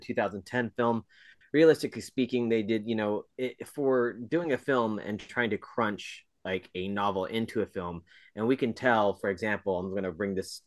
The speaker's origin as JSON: {"language": "English", "country": "United States", "said": "me as an American viewer of television"}